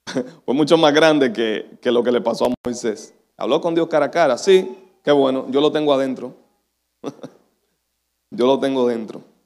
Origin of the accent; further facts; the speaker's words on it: Dominican Republic; decimos los dominicanos